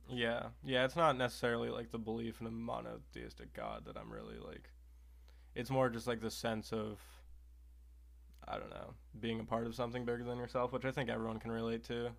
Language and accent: English; Oregon, United States; also born or lived in Salem, Oregon / Bend, Oregon; I grew up in Oregon